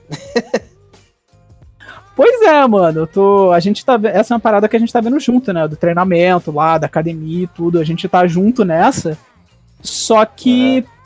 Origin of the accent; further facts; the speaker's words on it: Rio de Janeiro, Brazil; Mesmo sendo carioca